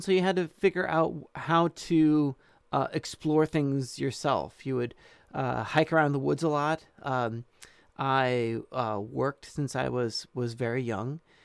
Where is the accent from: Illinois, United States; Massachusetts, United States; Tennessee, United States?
Illinois, United States; when we moved to where I did most of my growing up in Michael, Illinois, um, I was, uh, mm, five, six, seven years old